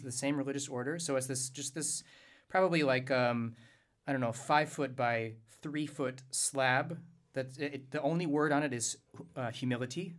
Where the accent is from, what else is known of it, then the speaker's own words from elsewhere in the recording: Louisiana, United States; I'm from Louisiana